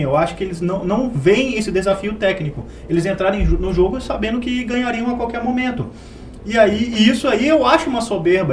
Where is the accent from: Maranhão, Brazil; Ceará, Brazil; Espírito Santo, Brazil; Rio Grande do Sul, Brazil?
Espírito Santo, Brazil; moved away; eu não sou daqui, sou do Espírito Santo